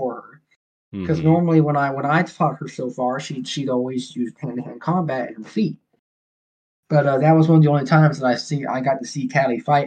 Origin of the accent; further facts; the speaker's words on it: Georgia, United States; also born or lived in Mobile, Alabama; I was raised in Georgia